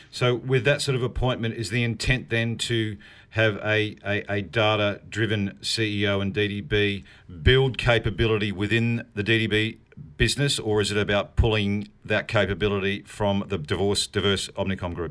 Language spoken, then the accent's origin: English; New Zealand; I am a New Zealander